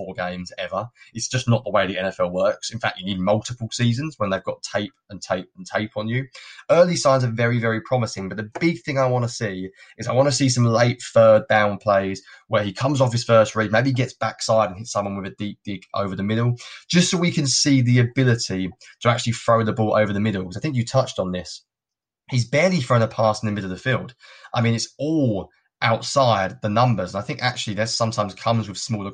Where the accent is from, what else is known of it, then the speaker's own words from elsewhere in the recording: United Kingdom; I'm a Brit. I wasn't brought up with it